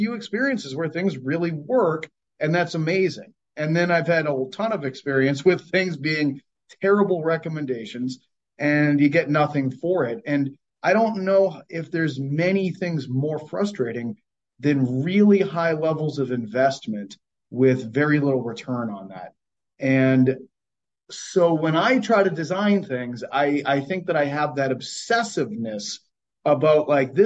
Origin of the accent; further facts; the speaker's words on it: Cape Cod, Massachusetts, United States; where I grew up, I'm from Cape Cod, Massachusetts